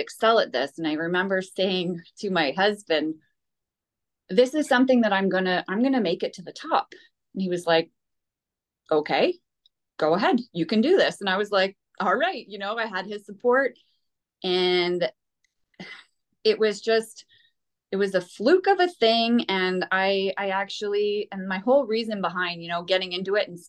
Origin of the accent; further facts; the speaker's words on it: Petawawa, Ontario, Canada; also born or lived in Pembroke, Canada; I'm born and raised in Petawawa.